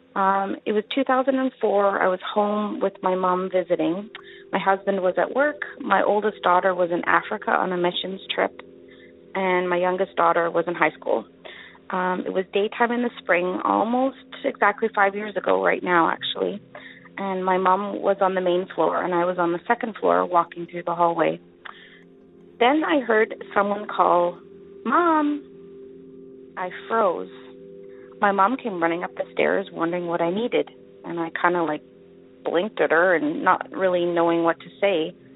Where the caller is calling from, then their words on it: Winnipeg, Manitoba, Canada; I'm calling from Winnipeg, Manitoba, Canada